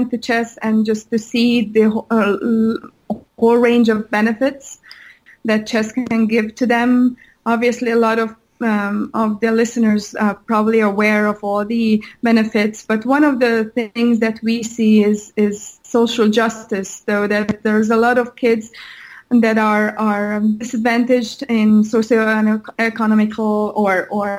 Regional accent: Hungary; moved away; I'm originally from Hungary. So every year I go back to Hungary

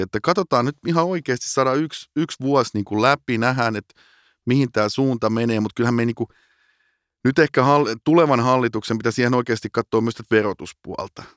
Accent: Finland; moved away as an adult; also born or lived in Amsterdam, Netherlands / London, United Kingdom; kun mä tulin takaisin Suomeen

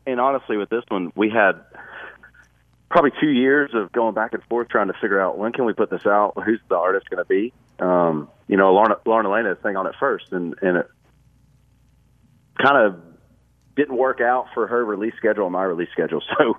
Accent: Tennessee, United States; born there; I was born right here in Tennessee.

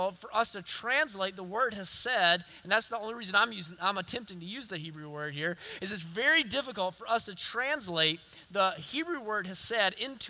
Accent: the South, United States; accent: southern; my southern accent

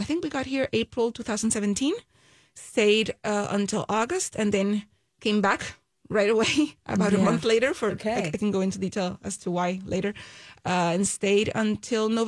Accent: Puerto Rico; We're originally from Puerto Rico. I mean, we're still in Puerto Rico.

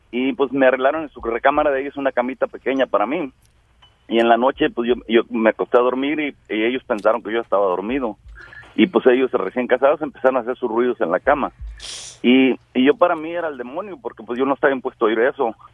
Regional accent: Jalisco, Mexico; moved away; en 1967, yo tenía apenas siete años. Eh, fui de sembrador en el campo, yo también soy de Jalisco

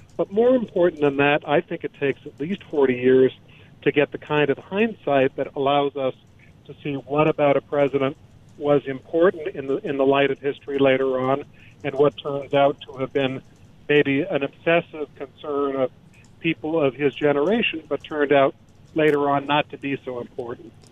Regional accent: Illinois, United States; I grew up in Illinois.

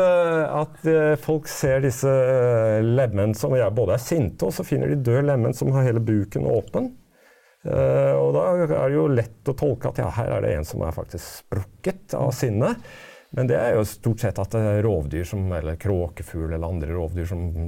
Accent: Oslo, Norway; jeg vokste opp i Oslo

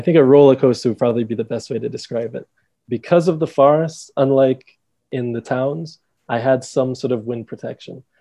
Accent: Dominica; also born or lived in England / United States; we moved to Dominica when I was 5

